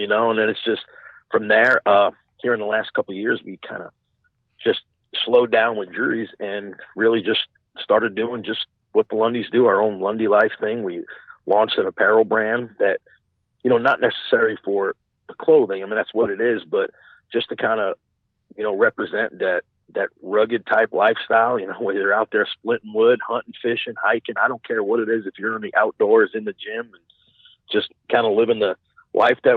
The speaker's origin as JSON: {"language": "English", "area": "Long Island", "region": "New York", "country": "United States", "tie": "born or raised there", "moved": "as an adult", "lives_now": "Indiana, United States", "said": "I was born and raised in New York. So I lived my whole life out in New York on Long Island"}